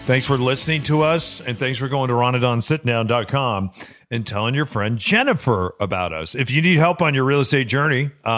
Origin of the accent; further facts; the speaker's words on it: New Mexico, United States; where we grew up in New Mexico